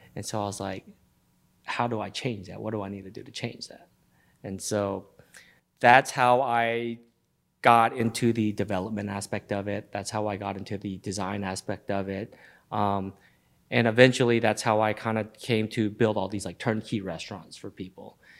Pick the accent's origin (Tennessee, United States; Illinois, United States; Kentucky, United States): Tennessee, United States; Memphis; Born and raised in Memphis, Tennessee